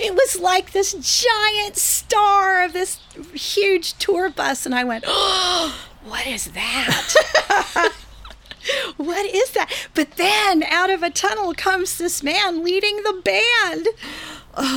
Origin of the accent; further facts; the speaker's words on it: Venice, California, United States; my hometown of Venice